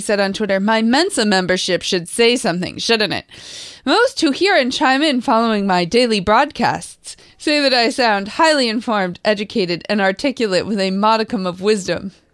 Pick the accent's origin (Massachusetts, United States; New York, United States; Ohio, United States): Massachusetts, United States; next to Winchester; I grew up next to it